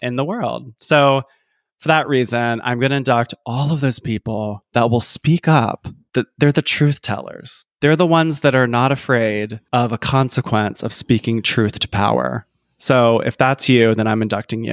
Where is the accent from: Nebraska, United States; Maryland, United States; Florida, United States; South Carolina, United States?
South Carolina, United States; Columbia; I'm from Columbia, South Carolina, and and USC, University of South Carolina, where I'm from